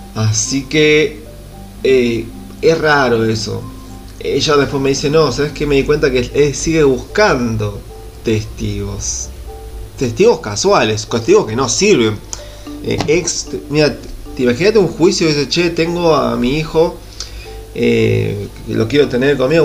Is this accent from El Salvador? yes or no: no; Buenos Aires Province, Argentina; moved away; soy del conurbano de Gran Buenos Aires, eh, viví en la ciudad humilde